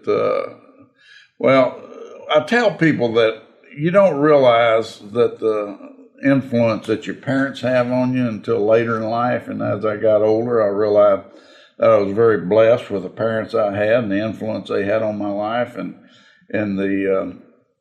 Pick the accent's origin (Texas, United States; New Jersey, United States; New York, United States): Texas, United States; Alvin; also born or lived in Refugio, Texas / Woodsboro, Texas; I was born in Refugio because that's where the county hospital was. And then he worked for the old Stanley Oil Company and was transferred up to Alvin